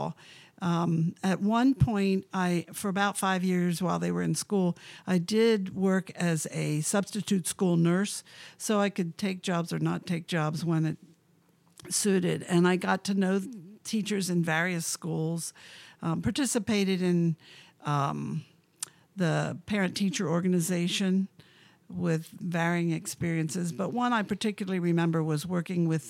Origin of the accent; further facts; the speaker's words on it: Lancaster County, Pennsylvania, United States; now in Harrisburg, United States; I grew up in Lancaster County, in rural Lancaster County, in a small town as a preacher's kid.